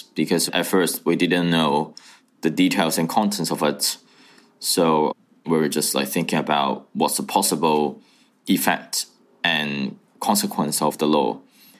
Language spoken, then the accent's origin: English; Hong Kong; also born or lived in Shenzhen, China; I was born in Shenzhen in 1993, and I moved to Hong Kong in 1999 with my mother to reunion with my father, who had been working in Hong Kong. And my father was a builder, my mother was a cleaner. We had been living in public estate basically for all of our life.